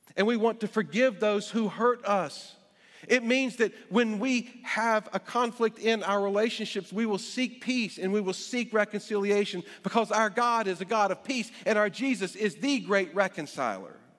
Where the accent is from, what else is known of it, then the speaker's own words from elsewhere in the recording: Greensboro, North Carolina, United States; now in Alexandria, United States; My physical birth certificate says I was born in Greensboro, North Carolina